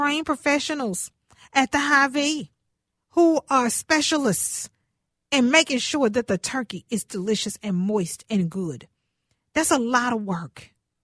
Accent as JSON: {"language": "English", "town": "Houston", "region": "Texas", "country": "United States", "moved": "yes", "lives_now": "Minnesota, United States", "said": "I'm from Houston"}